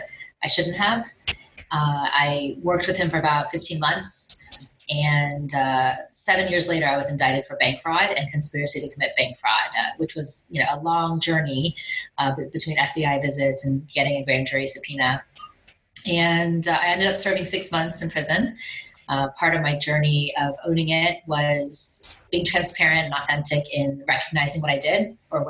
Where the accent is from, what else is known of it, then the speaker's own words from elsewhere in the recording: Miami, Florida, United States; I grew up in Miami, very much a high achiever. My parents are both from India.